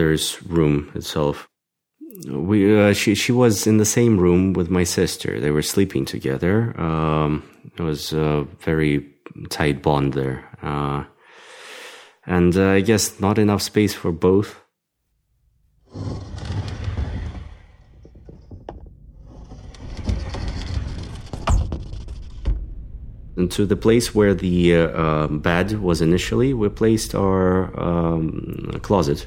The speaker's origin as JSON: {"language": "English", "region": "Moscow", "country": "Russia", "tie": "born or raised there", "said": "I grew up in Moscow. I was born and raised here."}